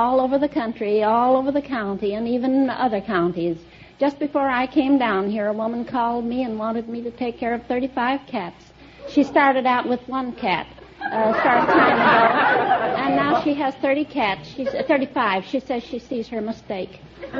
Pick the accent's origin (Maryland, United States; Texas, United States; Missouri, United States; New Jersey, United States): Missouri, United States; Libra; moved away; Libra, Missouri.